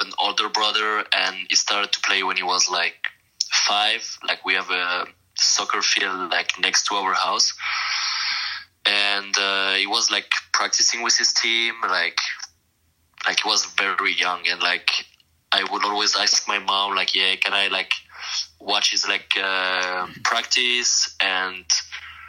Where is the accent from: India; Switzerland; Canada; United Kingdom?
Switzerland; Biel/Bienne, Bern; first language French; English is a second language; moved away as an adult; also born or lived in San Jose; where like I grew up, like my hometown Bien